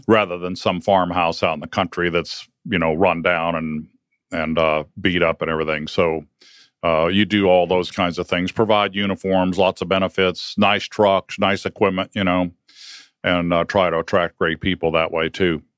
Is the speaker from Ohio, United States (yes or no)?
yes; Northern Ohio, United States; Well, I grew up in Ohio, Northern Ohio